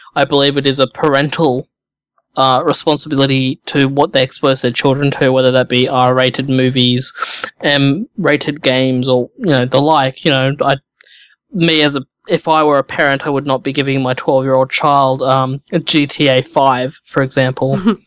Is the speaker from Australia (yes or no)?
yes; Australia; I'm Australian, it's summer here